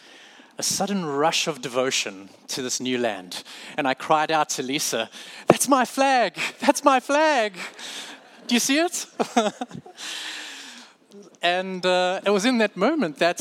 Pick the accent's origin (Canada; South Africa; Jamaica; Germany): South Africa; moved away as an adult; now in United States; I'm from South Africa